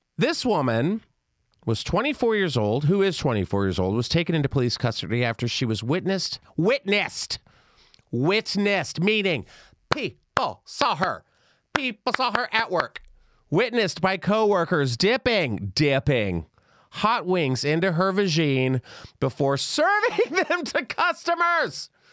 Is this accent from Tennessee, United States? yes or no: no; Texas, United States; a questioning gay kid, growing up in Texas